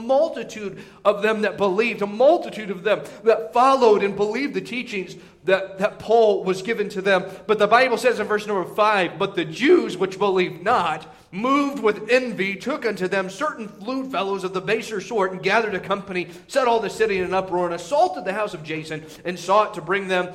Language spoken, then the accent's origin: English; Indiana, United States; moved away; whenever I was growing up in Indiana